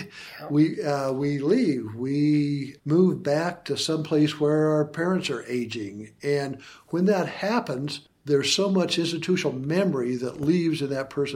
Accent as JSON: {"language": "English", "region": "Idaho", "country": "United States", "tie": "born or raised there", "said": "missing Idaho, my hometown, my home state"}